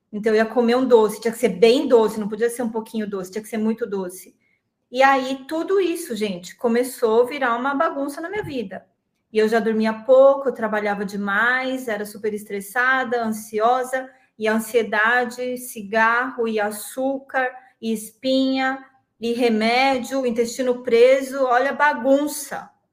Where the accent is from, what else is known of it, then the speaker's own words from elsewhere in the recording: Santo André, São Paulo, Brazil; moved away as an adult; also born or lived in Florianópolis; sou de Santo André. Vi que tem muita gente de Santo André aqui de São Paulo, sou da ABC Paulista